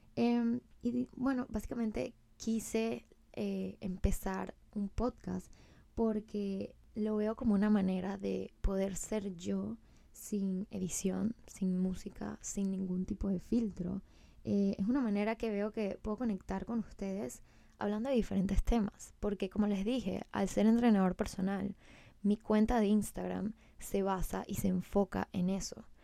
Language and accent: Spanish; Venezuela; moved away as an adult; now in Miami, United States; soy de Venezuela, eh, pues tengo 27 años, me mudé hace un año, wow, hace un año y creo que en dos meses a Miami.